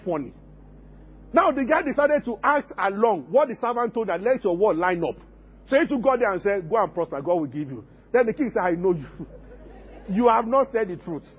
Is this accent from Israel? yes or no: no; Abeokuta, Ogun State, Nigeria; growing up in Abeokuta